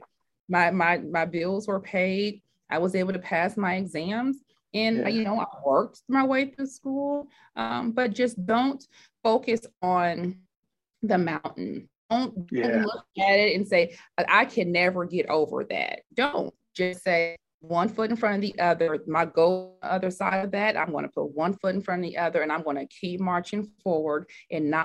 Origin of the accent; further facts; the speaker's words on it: Oakland, California, United States; I was raised in Oakland, California